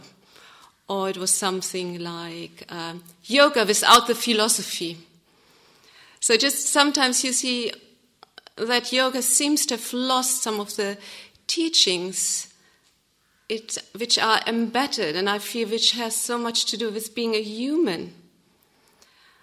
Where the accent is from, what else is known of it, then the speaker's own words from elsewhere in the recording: Germany; English is a second language; moved away as an adult; now in England, United Kingdom; I'm from Germany. Moved here to England 9 years ago.